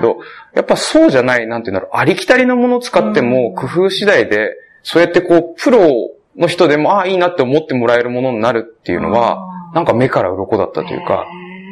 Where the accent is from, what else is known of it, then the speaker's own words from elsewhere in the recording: Tohoku, Japan; 僕、東北生まれ、東北育ち